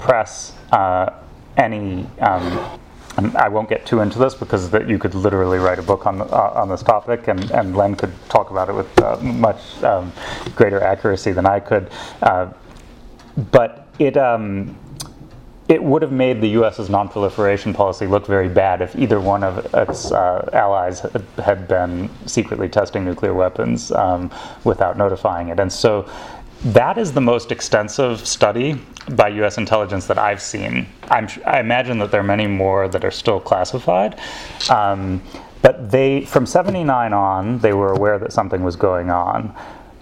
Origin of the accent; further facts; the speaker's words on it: Ann Arbor, Michigan, United States; now in London, United Kingdom; I have two South African Jewish parents, and I grew up in the States. It's something, my parents left in 73, came to Ann Arbor, Michigan, which is where I was born